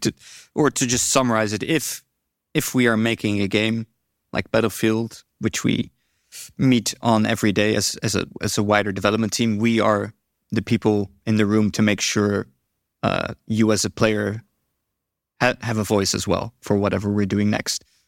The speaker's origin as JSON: {"language": "English", "country": "Netherlands", "said": "I'm from the Netherlands"}